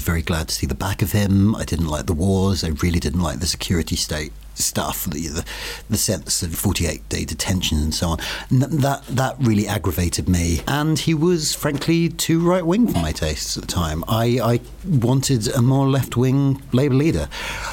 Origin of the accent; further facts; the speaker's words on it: Essex, East of England, United Kingdom; I grew up in Essex.